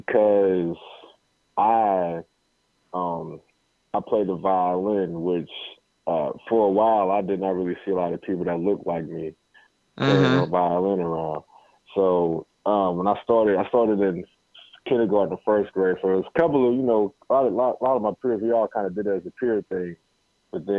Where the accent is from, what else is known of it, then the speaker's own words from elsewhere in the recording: Cincinnati, Ohio, United States; growing up in Cincinnati